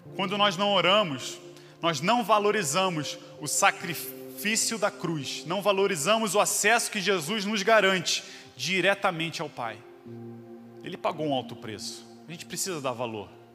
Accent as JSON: {"language": "Portuguese", "region": "Rio de Janeiro", "country": "Brazil", "tie": "born or raised there", "moved": "yes", "lives_now": "Curitiba, Brazil", "said": "nasci no Rio de Janeiro"}